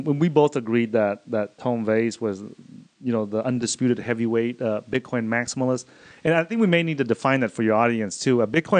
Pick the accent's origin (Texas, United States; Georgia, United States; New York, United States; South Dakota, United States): Texas, United States; Austin; we come from Austin, Texas